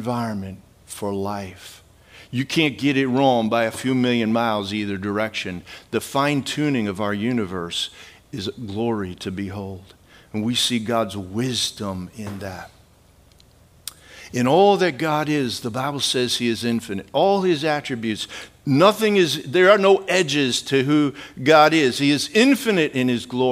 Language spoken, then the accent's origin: English; Midwest, United States; I grew up in the Midwest